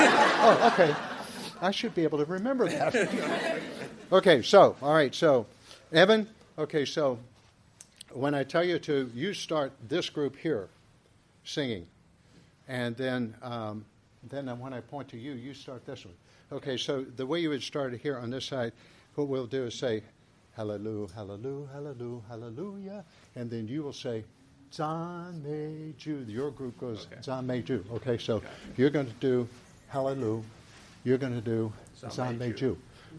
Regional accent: Ohio, United States; I was raised in Ohio, and there I went to a really good high school and started playing football there.

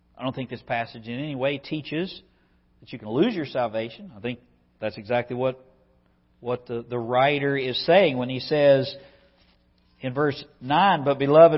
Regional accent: West Virginia, United States; I'm a country boy from West Virginia. I grew up on Fire Creek Road

